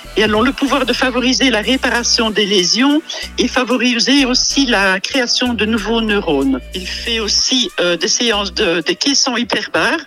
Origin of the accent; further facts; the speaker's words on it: Vielsalm, Wallonia, Belgium; je suis native de Bèche